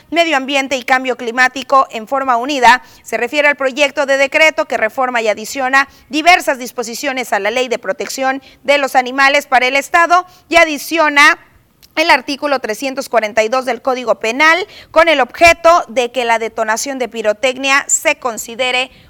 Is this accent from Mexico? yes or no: yes; Mexico; y sin duda alguna otra limitante como buenos mexicanos, como pretexto más bien que nos colocamos es el tema del tiempo